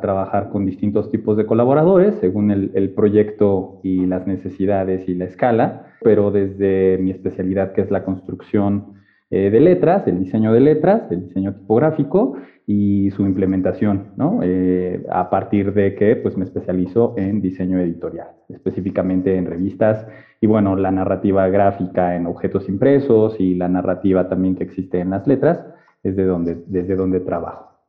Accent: Puebla, Mexico; moved away as an adult; now in Mexico City, Mexico; yo estudié y me formé en la ciudad de Puebla, ahí crecí

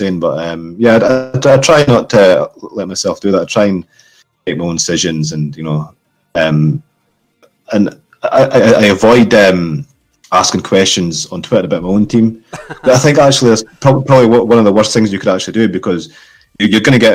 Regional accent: Scotland, United Kingdom; I'm from Scotland, sunny Scotland.

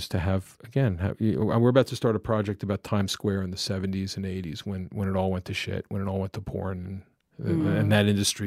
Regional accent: United States; moved away; I'm a suburban kid from outside of Washington, D.C.

